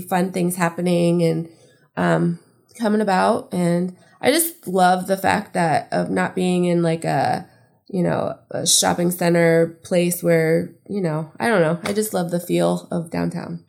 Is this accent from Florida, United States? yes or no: yes; Tarpon Springs, Florida, United States; also born or lived in Palm Harbor, Florida; I grew up in Tarpon. So, like, I went to, um, elementary and middle school there